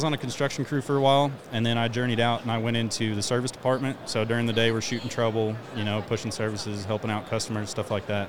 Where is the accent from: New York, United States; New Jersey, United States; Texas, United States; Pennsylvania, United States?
Texas, United States; Dallas; I'm from Dallas, born and raised. Been there my whole life. Contracted in West Texas for a little bit. Now I work for utility in Dallas.